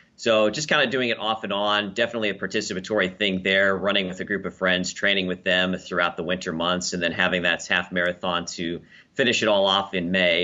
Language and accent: English; Lincoln, Nebraska, United States; Lincoln, Nebraska, my hometown and where I currently work.